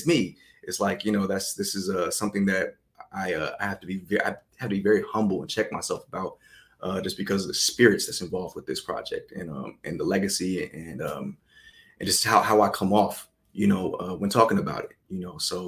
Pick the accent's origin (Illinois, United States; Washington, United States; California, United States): California, United States; Inland Empire; moved away as an adult; also born or lived in Berkeley, California / Texas; I was born in Berkeley, California, raised in the Inland Empire, which is a little bit off of Los Angeles going east. So born and raised in California.